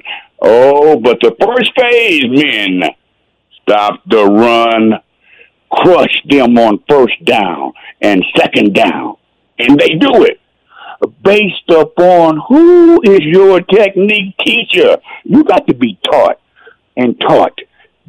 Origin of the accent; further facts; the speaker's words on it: Texas, United States; I'm a Texan. I started playing when I was 5 in 1960